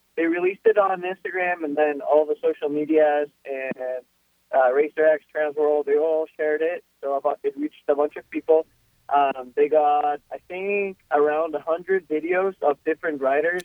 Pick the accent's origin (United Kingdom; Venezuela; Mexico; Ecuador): Ecuador; Quito, Pichincha; first language Spanish; English is a second language; now in United States